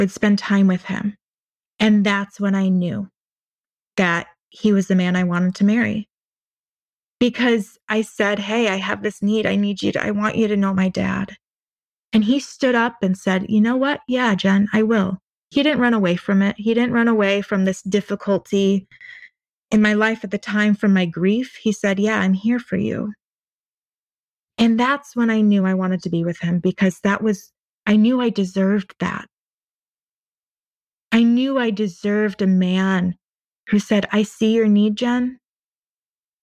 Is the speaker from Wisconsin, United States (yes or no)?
yes; Wisconsin, United States; I'm from Wisconsin